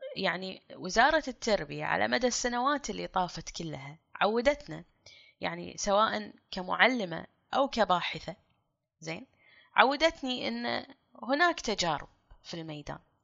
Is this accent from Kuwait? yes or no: yes; Kuwait; ككويتيين كلنا